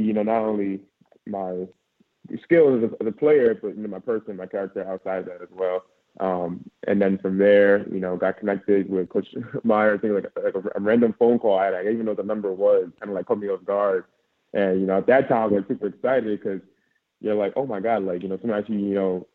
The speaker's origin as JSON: {"language": "English", "area": "Long Island", "region": "New York", "country": "United States", "moved": "as an adult", "said": "I'm actually from Long Island, New York, very close to Queens, actually."}